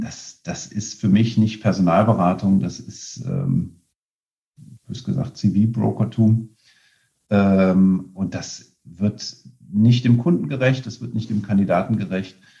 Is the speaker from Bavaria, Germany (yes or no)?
no; Aachen, North Rhine-Westphalia, Germany; gebürtig aus Aachen